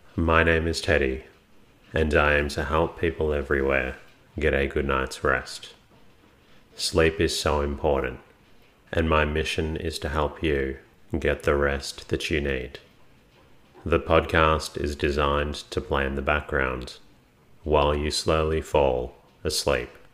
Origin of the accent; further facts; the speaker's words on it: Melbourne, Victoria, Australia; my hometown of Melbourne